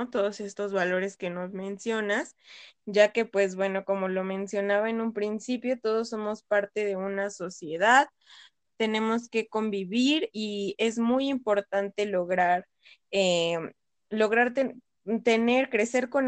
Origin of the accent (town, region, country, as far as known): Mexico